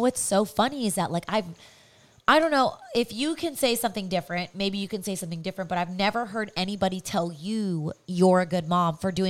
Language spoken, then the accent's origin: English; California, United States; That's our hometown.